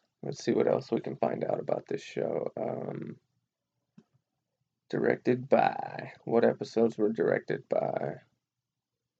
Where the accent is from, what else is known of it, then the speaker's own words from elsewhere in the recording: Montana, United States; I'm from Montana